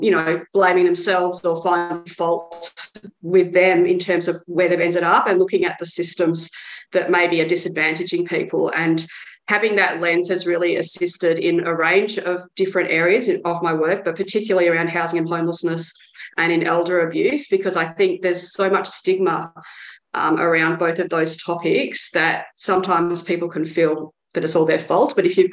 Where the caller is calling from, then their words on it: Victoria, Australia; I should say that I'm joining from Wiradjuri country in Victoria.